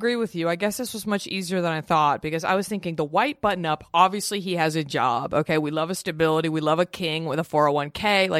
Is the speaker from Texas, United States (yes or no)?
yes; Dallas, Texas, United States; born or raised there